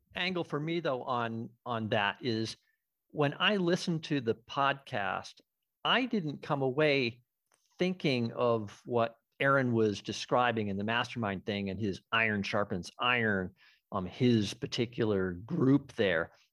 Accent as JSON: {"language": "English", "region": "Western Massachusetts", "country": "United States", "said": "I'm from Western Mass."}